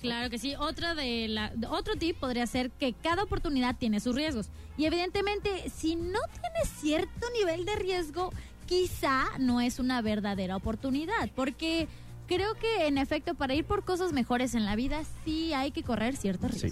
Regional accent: Cancún, Quintana Roo, Mexico; moved away; yo soy de Cancún

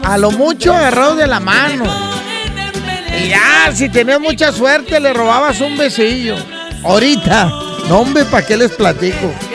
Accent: Monterrey, Nuevo León, Mexico; somos de Monterrey

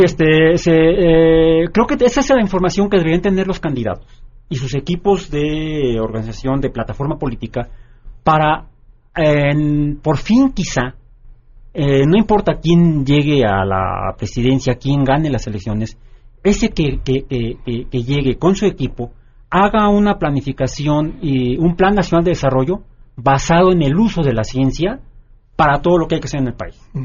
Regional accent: Mexico; en México, desafortunadamente, vivimos en un mundo mágico.

